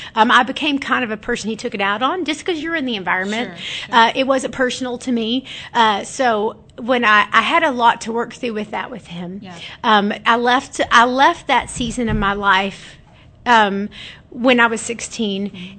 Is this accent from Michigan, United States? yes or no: no; Alvarado, Texas, United States; also born or lived in Grand Prairie, Texas; I'm from Alvarado. I actually uh-huh. was born in Grand Prairie, Texas. We lived. I lived in Alvarado my uh, most of my life